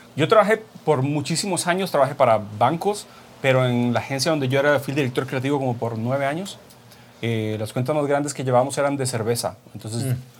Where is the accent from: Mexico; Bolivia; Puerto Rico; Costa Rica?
Costa Rica; soy de Costa Rica, soy fotocompositor y retocador profesional